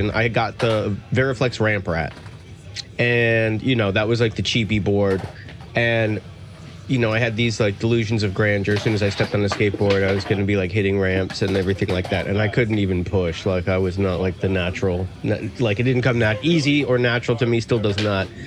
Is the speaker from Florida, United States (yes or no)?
yes; Miami, Florida, United States; also born or lived in Chicago, United States / Fort Lauderdale, United States; I moved here from South Florida. I was living in Fort Lauderdale before I moved out here. All right. Yeah, but I uh, I grew up in Miami and moved around quite a bit. Um, from Chicago originally